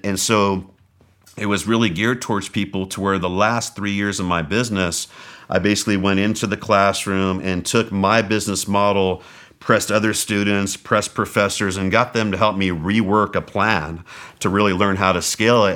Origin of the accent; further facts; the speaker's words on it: Southern California, United States; moved away; also born or lived in Mesa, Arizona; I was from Southern California